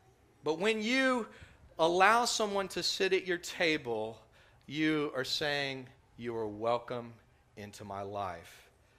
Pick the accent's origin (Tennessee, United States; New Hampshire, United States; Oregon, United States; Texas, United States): Texas, United States; growing up in West Texas, I didn't catch the accent the way that many other people did.